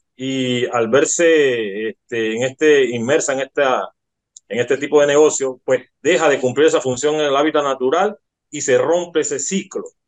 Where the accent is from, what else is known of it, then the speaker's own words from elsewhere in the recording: Panama; nosotros como panameños